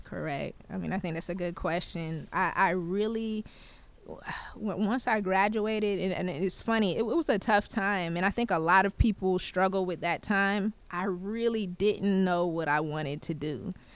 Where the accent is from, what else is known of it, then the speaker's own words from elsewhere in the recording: Moncks Corner, South Carolina, United States; now in Clarksville, United States; a small town by the name of Monk's Corner, South Carolina is actually, uh, where I'm from